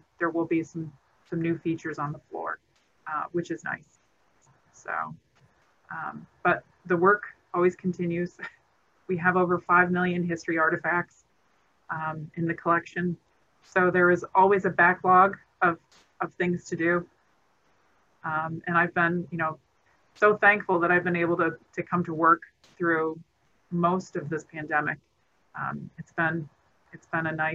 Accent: Elmira, New York, United States; I grew up in Elmira, New York

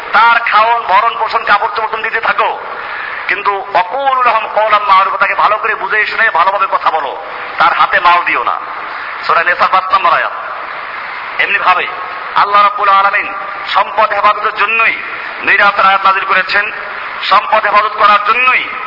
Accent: Bangladesh

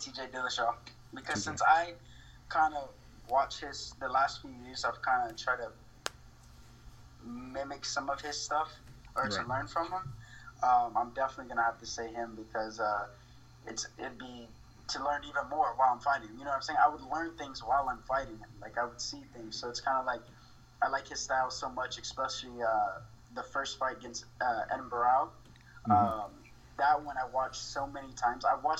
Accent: Miami, Florida, United States; born there; I was born in Miami. And then I got adopted from there, from my great mom and dad now.

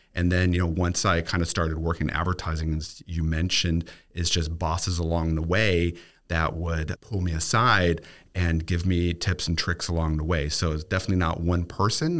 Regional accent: Germany; now in Tampa, United States; growing up in Germany

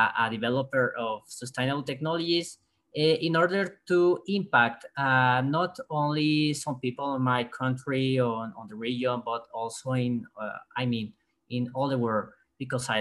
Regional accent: Mexico; I'm from Mexico

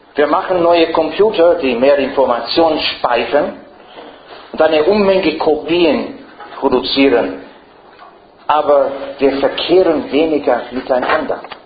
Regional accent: Ireland; first language English; German is a second language; now in Frankfurt, Germany; Ich bin kein Engländer. Äh, ich spreche, meine, meine Muttersprache ist doch Irisch. Meine Großmuttersprache ist, ah, no, meine Muttersprache ist Englisch

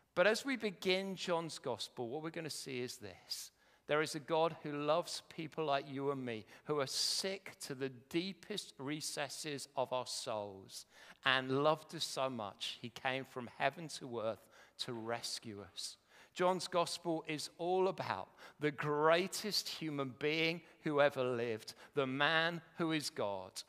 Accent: Welwyn Garden City, East of England, United Kingdom; I come from Welling Garden City

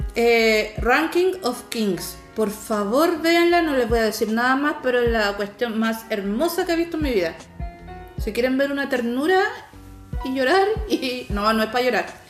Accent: Chile; uno como chilena

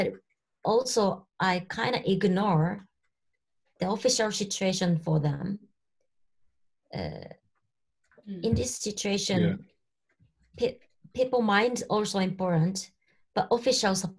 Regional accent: Tokyo, Japan; I was growing up in Tokyo, and I had lived in Tokyo for a long time

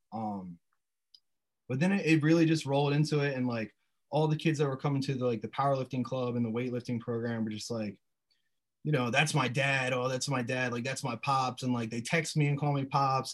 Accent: Sussex County, Delaware, United States; I grew up in uh, Sussex County

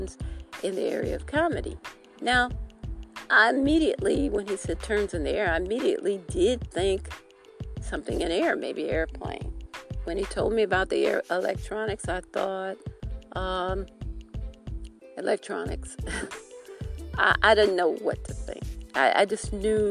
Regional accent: Detroit, Michigan, United States; moved away as an adult; now in South Carolina, United States; I'm from Detroit, born in Detroit. We lived in Detroit, my sister and I, until we were 12, when my dad came back here to South Carolina

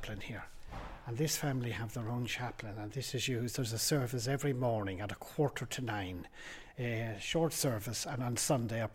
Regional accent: Cavan, County Cavan, Ireland; moved away as an adult; also born or lived in South Africa / London; now in Hertfordshire, United Kingdom; I was born in Cavantown in Ireland, but I've been here in this country for 50 years. But because I came as an adult, my accent has never changed.

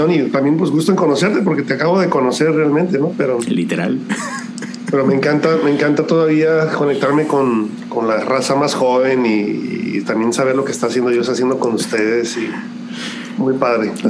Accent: Tampico, Tamaulipas, Mexico; also born or lived in Guadalajara / Tepic; Nací en Guadalajara y como al año y medio de nacido, mi familia se movió para Tampico, Tamaulipas y ahí, ahí, vivimos como ocho o nueve años, no, me acuerdo. Y de ahí nos fuimos a Tepic, Nayarit.

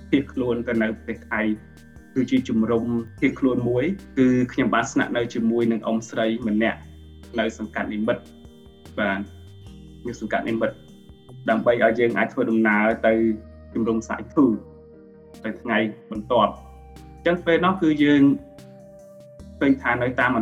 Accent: Svay Rieng, Cambodia; born or raised there; also born or lived in Site Two refugee camp, Thailand

